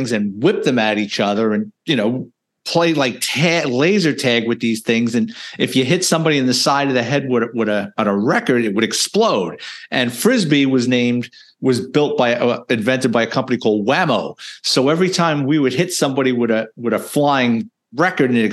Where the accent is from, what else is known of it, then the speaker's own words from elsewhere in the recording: New York City, New York, United States; I was born and raised in the Bronx, lower middle class family